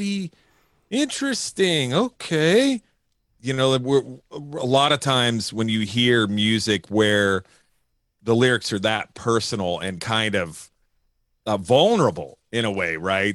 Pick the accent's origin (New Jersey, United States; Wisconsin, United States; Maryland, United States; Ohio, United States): New Jersey, United States; now in California, United States; I'm from New Jersey